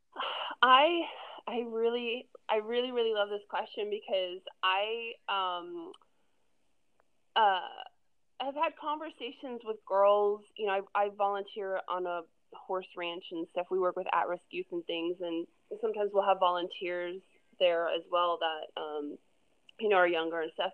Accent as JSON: {"language": "English", "town": "Orlando", "region": "Florida", "country": "United States", "tie": "born or raised there", "moved": "as an adult", "lives_now": "California, United States", "said": "I'm from Florida originally. I grew up in Orlando, actually just outside Orlando, and I moved to California about eight and a half years ago"}